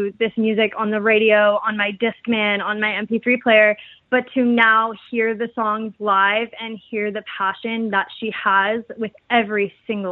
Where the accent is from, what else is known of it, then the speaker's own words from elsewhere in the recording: Canada; as a Canadian